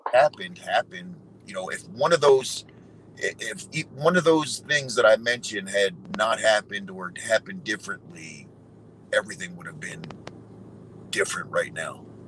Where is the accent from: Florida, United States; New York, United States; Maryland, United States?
New York, United States; I'm from New York